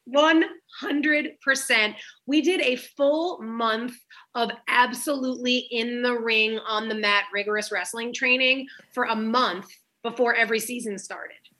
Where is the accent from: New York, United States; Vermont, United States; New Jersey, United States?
New York, United States; I'm from New York